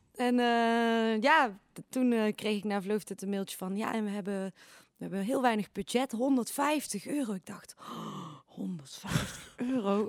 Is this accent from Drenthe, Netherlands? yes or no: no; Eindhoven, North Brabant, Netherlands; als Eindhovenaar